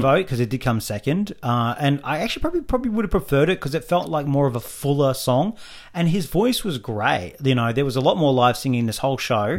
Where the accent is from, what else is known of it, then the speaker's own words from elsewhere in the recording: Australia; as Australian fans